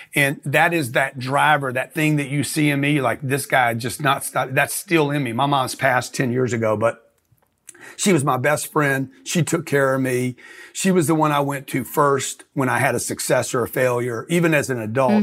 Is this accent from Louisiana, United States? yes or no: yes; Lake Charles, Louisiana, United States; I grew up in Lake Charles, Louisiana, a refinery town